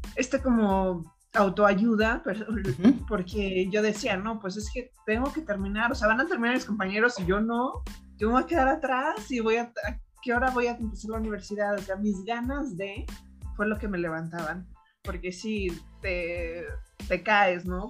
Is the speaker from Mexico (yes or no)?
yes; Mexico; also born or lived in Turin, Italy; yo soy mexicana